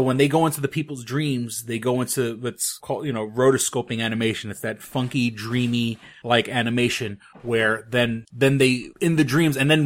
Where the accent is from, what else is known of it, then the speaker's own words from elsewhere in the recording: New York City, New York, United States; being a metalhead growing up in New York City, I grew up with a lot of friends of mine